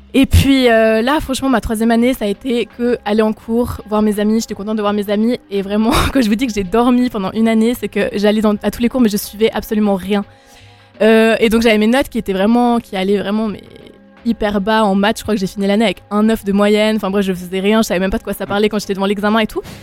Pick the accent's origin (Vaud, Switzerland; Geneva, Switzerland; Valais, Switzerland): Valais, Switzerland; je suis, je suis du Valais, je sais qu'on est deux Valaisans